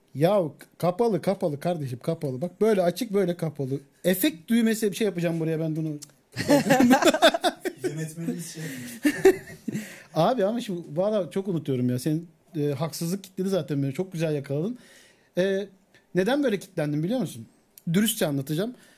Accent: Akhisar, Manisa, Turkey; Ben Akisarlıyım

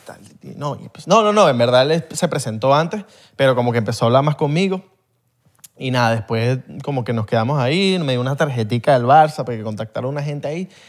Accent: Venezuela; somos venezolanos

